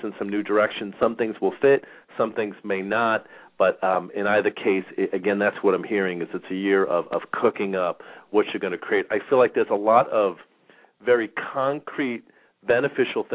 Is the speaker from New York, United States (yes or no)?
yes; Long Island, New York, United States; now in Phoenix, United States; I grew up in New York and in Long Island, and the weather and the winters were bad. It's pretty much the big reason that I ended up moving to Phoenix